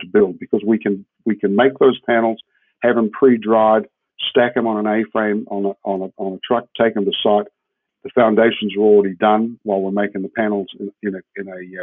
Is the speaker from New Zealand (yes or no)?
yes; New Zealand; moved away as an adult; also born or lived in Switzerland; now in Jacksonville, United States; I'm a Kiwi and I come from a country of 60 million sheep